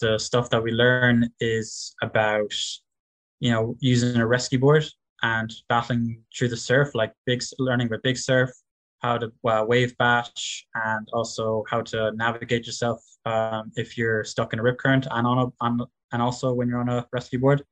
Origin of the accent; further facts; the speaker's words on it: West Cork, Munster, Ireland; I'm from … in West Cork